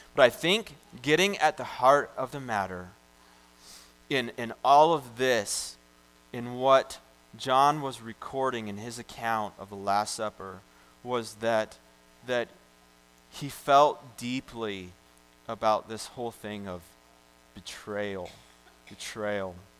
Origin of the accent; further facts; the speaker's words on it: United States; I'm this American